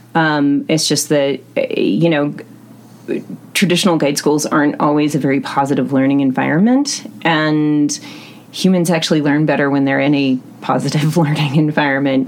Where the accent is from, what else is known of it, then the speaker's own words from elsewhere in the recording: Western Montana, United States; moved away; I'm originally from Western Montana